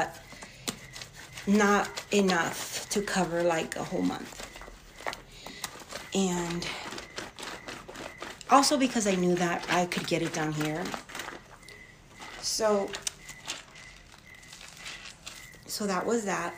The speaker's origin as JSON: {"language": "English", "country": "Mexico", "tie": "born or raised there", "moved": "yes", "said": "I'm in a small town in Mexico. I'm in my hometown"}